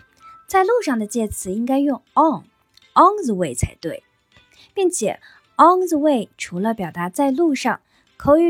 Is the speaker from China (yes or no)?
yes; China; 我们中国人认为结婚就是成家，开始有自己新的家庭。